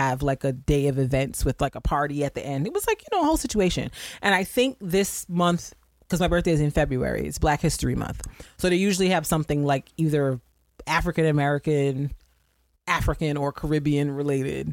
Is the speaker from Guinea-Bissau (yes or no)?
yes; Guinea-Bissau; I'm from Guinea-Bissau